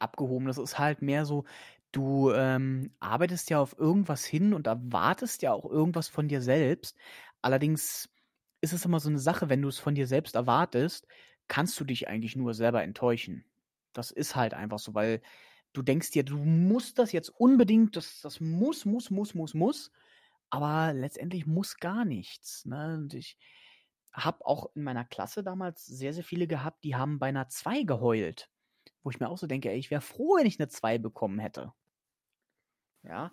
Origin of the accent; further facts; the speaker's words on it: Germany; ich bin zwar in Deutschland geboren